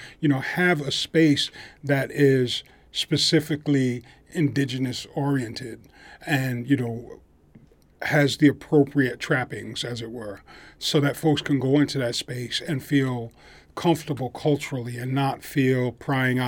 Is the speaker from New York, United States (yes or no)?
yes; New York, United States; we grew up in New York